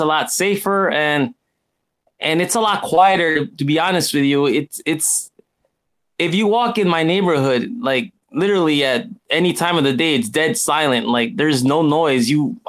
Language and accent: English; United States; now in Japan; here in Japan, it's a totally different world, you know, in comparison, you know, because I'm originally from the United States